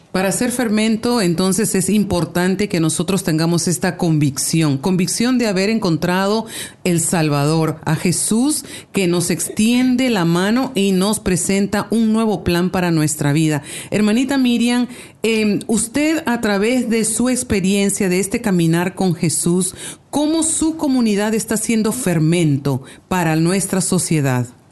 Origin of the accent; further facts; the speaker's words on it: Costa Rica; now in Canada; De Costa Rica